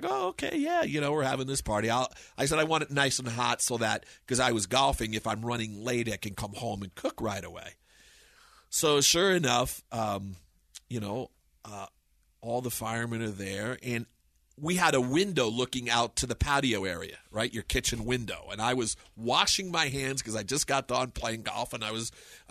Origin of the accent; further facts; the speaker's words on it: New Jersey, United States; moved away as an adult; now in Colorado, United States; I'm from New Jersey